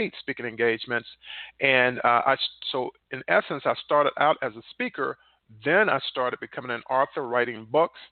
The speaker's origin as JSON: {"language": "English", "region": "North Carolina", "country": "United States", "tie": "born or raised there", "moved": "as an adult", "said": "I was born in North Carolina, one of 10 children"}